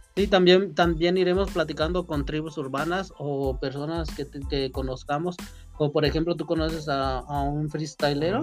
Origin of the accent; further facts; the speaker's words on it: Uruapan, Michoacán, Mexico; Nosotros pues somos de Uruapan